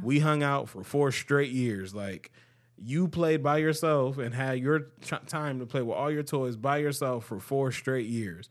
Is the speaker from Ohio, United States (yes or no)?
yes; Cleveland, Ohio, United States; also born or lived in Akron, Ohio; I'm from Cleveland